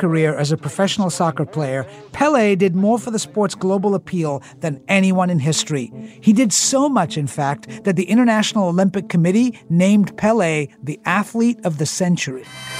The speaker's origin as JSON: {"language": "English", "region": "England", "country": "United Kingdom", "tie": "born or raised there", "moved": "yes", "said": "I grew up in England"}